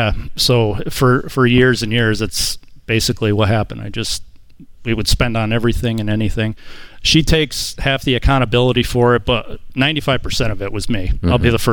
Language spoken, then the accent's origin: English; Torrington, Connecticut, United States; now in Parrish, United States; Right now we live in Parrish, Florida, but we're originally from Torrington, Connecticut.